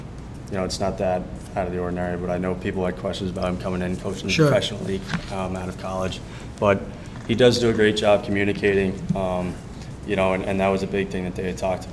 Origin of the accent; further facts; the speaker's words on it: New York, United States; New York guy, grew up here